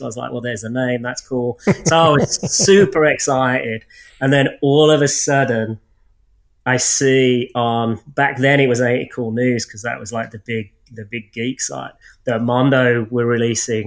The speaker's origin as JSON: {"language": "English", "town": "Birmingham", "region": "West Midlands", "country": "United Kingdom", "said": "I'm from Birmingham, England"}